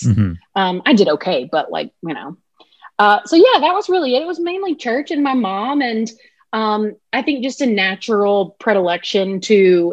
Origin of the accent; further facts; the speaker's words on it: Alabama, United States; moved away; also born or lived in Mississippi; I grew up in Alabama, okay. But all my family, like my parents, are from Mississippi